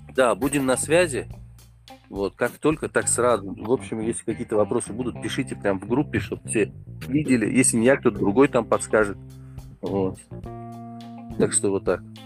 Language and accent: Russian; Tajikistan; я из Таджикистана